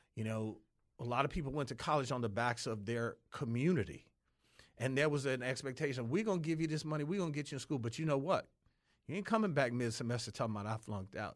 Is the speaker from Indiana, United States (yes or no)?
no; Detroit, Michigan, United States; I grew up in Detroit.